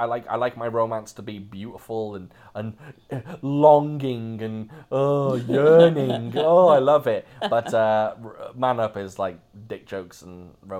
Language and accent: English; Louisiana, United States; also born or lived in Alabama; I was born in Alabama, but I lived in Louisiana for most of my life.